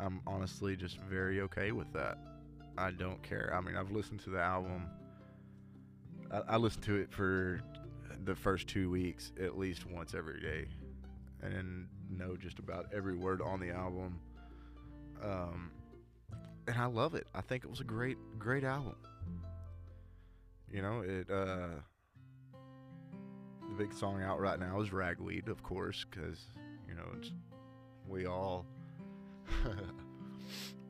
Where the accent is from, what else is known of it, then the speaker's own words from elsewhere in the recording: Tyler, Texas, United States; my hometown, Tyler